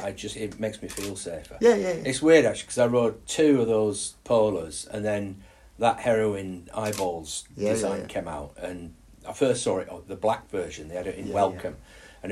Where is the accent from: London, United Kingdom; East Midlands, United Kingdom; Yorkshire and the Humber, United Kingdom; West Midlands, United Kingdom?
Yorkshire and the Humber, United Kingdom; Carlton; accent: Yorkshire; also born or lived in Essex; I'm actually an Essex boy, but lived in Yorkshire since I was, my parents moved up here when I was 4. And I grew up in Carlton, which is a little village outside of Skipton. And I used to have a 4-year-old Essex accent.